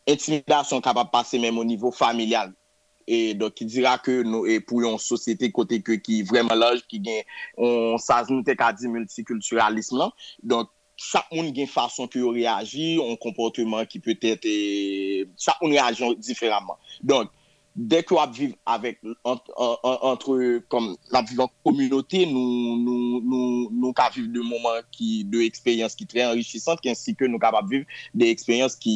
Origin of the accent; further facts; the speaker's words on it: Port-au-Prince, Ouest, Haiti; moved away as an adult; now in Canada; mwen fet pou a oprense tou e mwen leve nan yon fami de 4 enfans et 3 filles